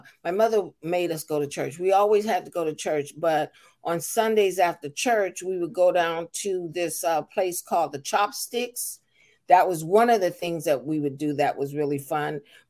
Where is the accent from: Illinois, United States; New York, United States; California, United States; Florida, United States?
California, United States; Seaside; moved away; also born or lived in Albuquerque, New Mexico / Salinas, California; I was born in Albuquerque, New Mexico, but I was raised in Seaside, California.